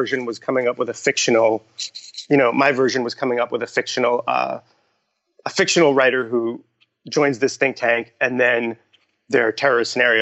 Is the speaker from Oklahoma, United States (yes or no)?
no; Long Island, New York, United States; in high school, like growing up on Long Island